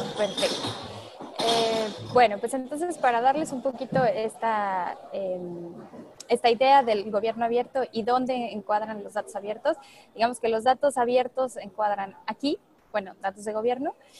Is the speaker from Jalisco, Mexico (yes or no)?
no; Puebla, Mexico; also born or lived in Paris; orgullosamente mexicana, orgullosamente poblana